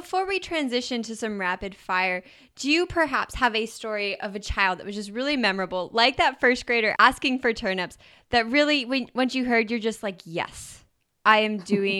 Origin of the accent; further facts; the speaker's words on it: Idaho, United States; I grew up in Idaho